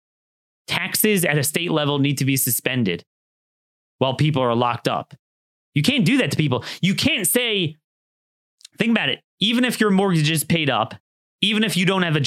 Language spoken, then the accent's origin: English; Maryland, United States; Maryland, my home state